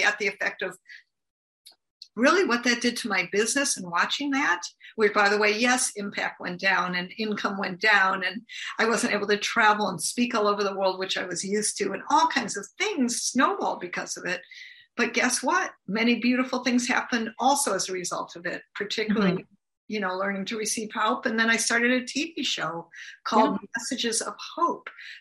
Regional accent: United States; I'm from the United States.

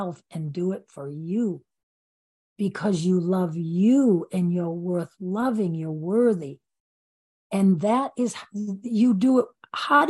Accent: Maine, United States; I'm from Maine, so we don't put our feet on the ground all year long

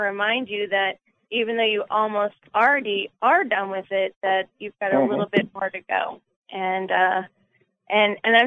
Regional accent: New Jersey, United States; moved away; also born or lived in the South (US); I'm from New Jersey

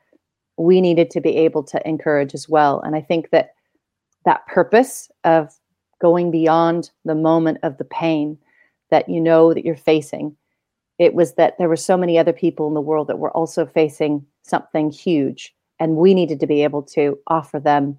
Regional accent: Oregon, United States; now in New Zealand; as a child growing up in Oregon

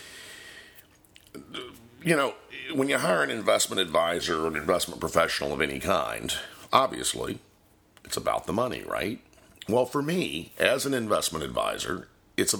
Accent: Florida, United States; I'm also an independent insurance agent serving clients in my home state of Florida and in Virginia

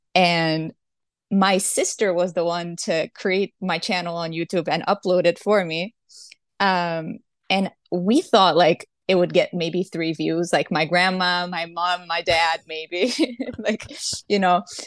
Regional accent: Brazil; I was born and raised in Brazil.

